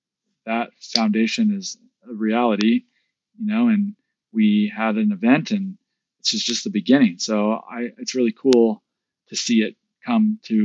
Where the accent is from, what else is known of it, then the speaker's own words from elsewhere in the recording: Midwest, United States; growing up in the Midwest and experiencing this, I was a bit skeptical